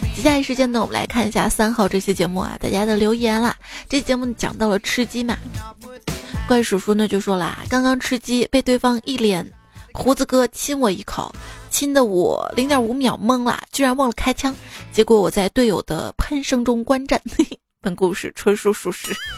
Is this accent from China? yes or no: yes; Xi'an, Shaanxi, China; 我从小长在西安